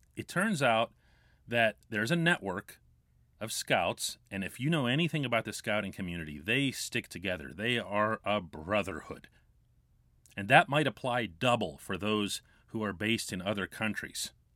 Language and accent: English; United States; now in Pittsburgh, United States; I'm American.